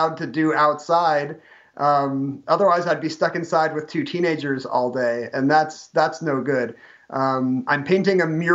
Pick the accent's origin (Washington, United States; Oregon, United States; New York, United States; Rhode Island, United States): Washington, United States; Seattle; also born or lived in Salt Lake City; I'm from Seattle. We moved back here, almost 15 years ago.